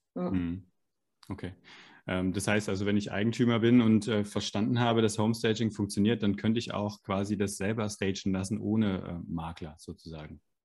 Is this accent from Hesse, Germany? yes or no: yes; Frankfurt am Main, Hesse, Germany; wir sind beide Frankfurter